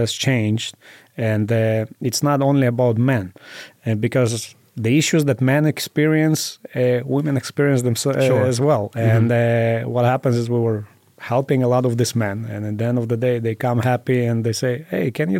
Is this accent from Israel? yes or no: yes; Israel; moved away as an adult; now in Las Vegas, United States; Growing up in Israel, we have to go to an army